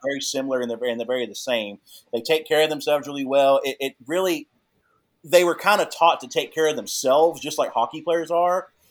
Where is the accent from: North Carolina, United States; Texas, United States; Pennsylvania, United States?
Texas, United States; Texarkana; also born or lived in Plano, Texas; being in Texas at the time, growing up